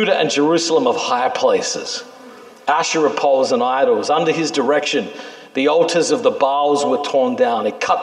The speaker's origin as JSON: {"language": "English", "country": "Australia", "tie": "born or raised there", "also_born_or_lived": "New York City", "moved": "yes", "lives_now": "New York, United States", "said": "I'm a kid in Australia"}